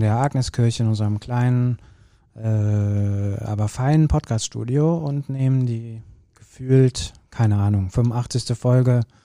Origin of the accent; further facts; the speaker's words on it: Kürten, North Rhine-Westphalia, Germany; Ich bin ja in Kürten groß geworden